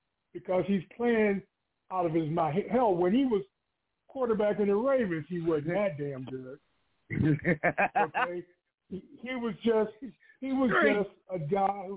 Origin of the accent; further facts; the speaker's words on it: Cleveland, Ohio, United States; I'm from Cleveland. I lived in Cleveland most of my life